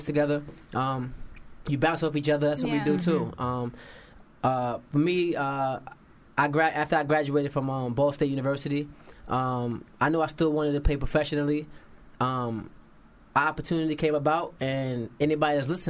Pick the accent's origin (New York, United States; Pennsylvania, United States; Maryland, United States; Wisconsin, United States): New York, United States; New York City; I live in New York City. I'm from the Bronx